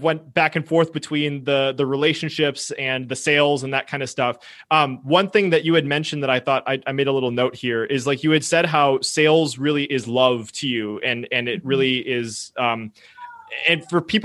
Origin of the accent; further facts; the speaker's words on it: United States; I was born in the United States of America and I've lived here my entire year